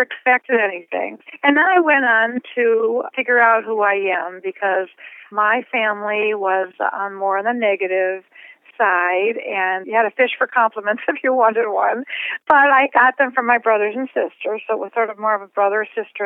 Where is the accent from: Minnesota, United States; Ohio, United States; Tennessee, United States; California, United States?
Ohio, United States; Cleveland; moved away as an adult; I was born in Cleveland, Ohio, and I lived there for 25 years